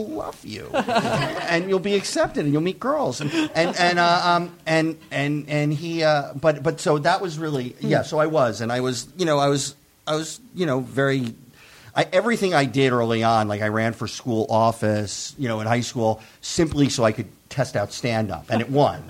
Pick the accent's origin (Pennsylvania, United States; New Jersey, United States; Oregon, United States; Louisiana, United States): New Jersey, United States; I grew up in New Jersey